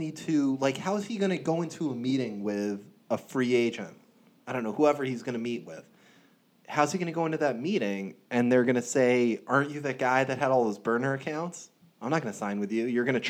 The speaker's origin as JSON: {"language": "English", "country": "United States", "said": "as a first-generation American, I proudly tell people I'm American. If you ask where I'm from America."}